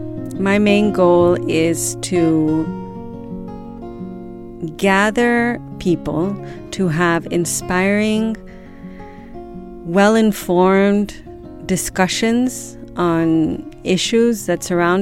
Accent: Madrid, Community of Madrid, Spain; born there; also born or lived in United States; now in Ibiza, Spain; even though I was born in Madrid, I am also American.

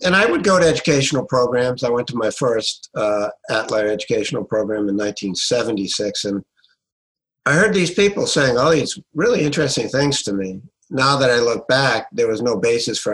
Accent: Providence, Rhode Island, United States; also born or lived in Tuscaloosa, Alabama / Washington, D.C.; born and raised in Providence, Rhode Island

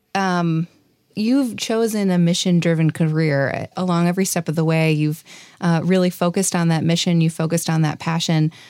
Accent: Wisconsin, United States; growing up in Wisconsin

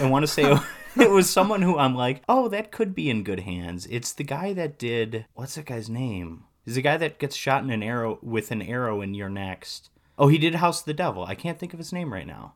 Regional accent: Wisconsin, United States; moved away as an adult; also born or lived in England; I'm born and raised in Wisconsin, and I'm moving to the U K to teach.

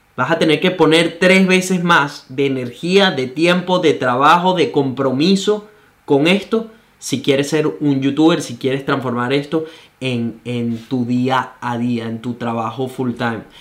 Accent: Venezuela; moved away; Solo soy un venezolano

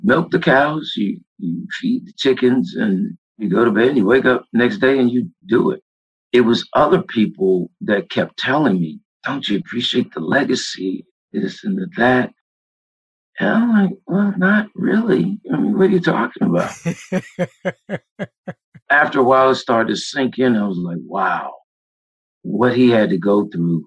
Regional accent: Washington, District of Columbia, United States; Born and raised Washington, D.C.

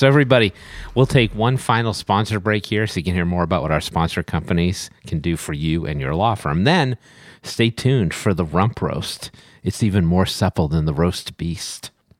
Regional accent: Boston, Massachusetts, United States; Now, many of you may know, I am from the Boston area, and I wanted to introduce to you my friend Dan, who's organizing a very special event in Boston.

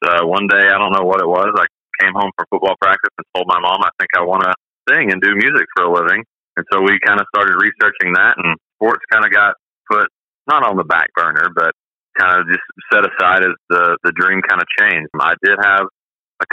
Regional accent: Hot Springs, Arkansas, United States; moved away as an adult; also born or lived in Fort Scott, Kansas; now in Nashville, United States; grew up in Hot Springs, Arkansas. We moved there when I was about 2 or 3 and spent my young years there and graduated high school there.

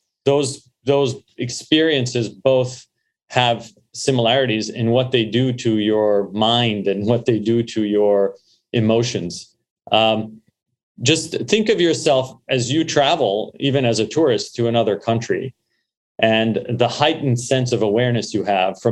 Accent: Montreal, Quebec, Canada; born or raised there; also born or lived in Beirut, Lebanon / London, England; now in United States

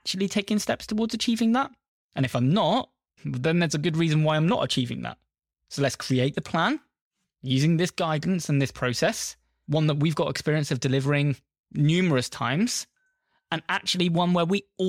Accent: United Kingdom; I'm British. Essentially, most of the time, we're going out to a British audience.

